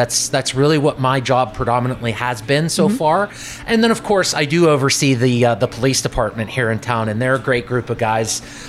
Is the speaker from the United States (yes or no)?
yes; McDonald, Pennsylvania, United States; moved away as an adult; now in Coraopolis, United States; So I originally came to Coraopolis in 2015 because it was closer to work. So I'm originally from McDonald, Pennsylvania.